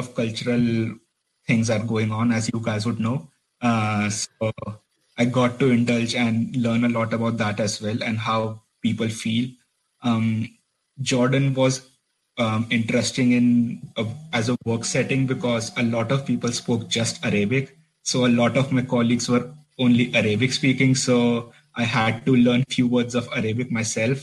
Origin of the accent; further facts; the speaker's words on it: Delhi, India; English is a second language; moved away as an adult; also born or lived in Nottingham, United Kingdom; now in Belfast, United Kingdom; I am originally from Delhi, India.